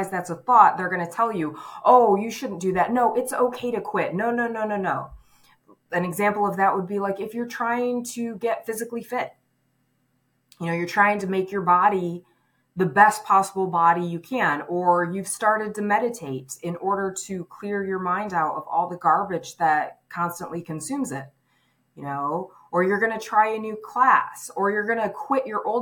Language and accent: English; Michigan, United States; moved away as an adult; also born or lived in California; I was 20 years old when I left my hometown and I moved to California. My hometown was a small town in Michigan